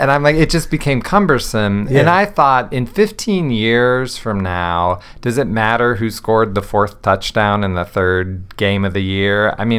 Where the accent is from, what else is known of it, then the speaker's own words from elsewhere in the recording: Massillon, Ohio, United States; now in Columbus, United States; I live in Columbus. I grew up in Massillon, but I live in Columbus.